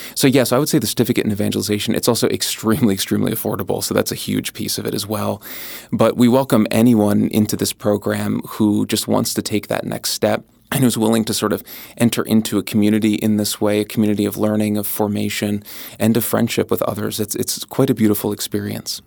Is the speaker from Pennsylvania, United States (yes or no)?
yes; just north of Philadelphia, Pennsylvania, United States; also born or lived in Southwest Florida; now in Upstate New York, United States; having grown up in the Northeast, just north of Philadelphia